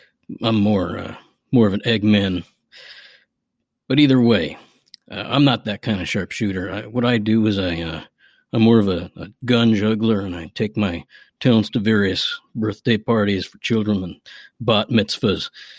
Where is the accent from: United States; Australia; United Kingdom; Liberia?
United States; McDowell, Virginia; As it is, my hometown, McDowell, Virginia, it's a historical Civil War battle site. So naturally, I do come from a long line of gun toters and outlaws and sharpshooters and what have you.